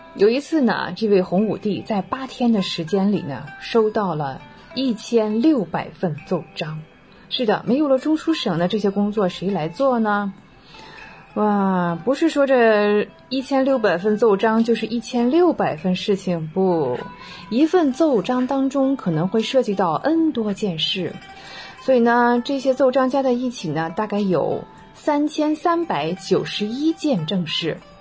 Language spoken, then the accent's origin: Chinese; China; 我们中国人